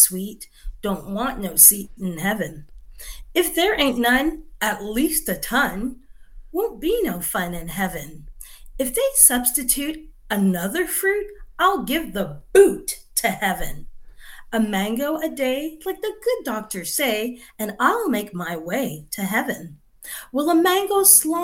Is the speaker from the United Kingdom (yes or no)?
no; Canada; I'm Canadian born, but my parents are from Barbados